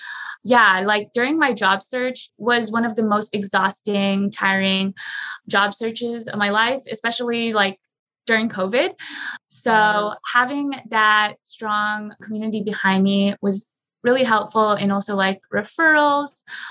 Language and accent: English; Philippines; being Filipino, our national dish is chicken adobo.